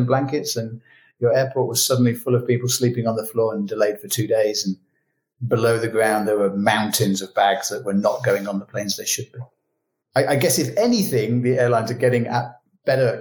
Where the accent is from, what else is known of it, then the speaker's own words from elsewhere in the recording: United Kingdom; moved away; as a British citizen but living abroad